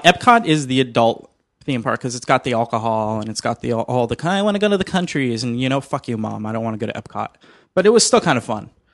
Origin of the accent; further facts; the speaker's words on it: Miami, Florida, United States; now in Los Angeles, United States; I'm actually from Miami, so I used to go to Disney World all the time.